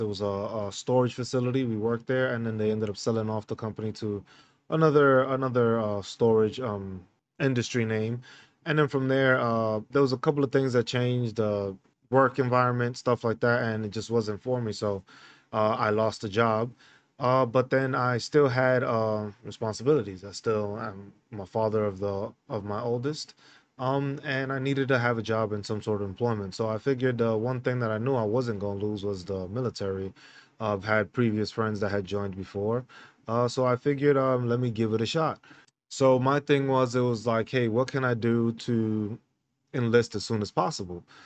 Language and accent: English; New York City, New York, United States; moved away as an adult; also born or lived in San Diego / Hawaii / Fort Riley, Kansas; now in Grafenwöhr, Germany; I was born and raised in New York City.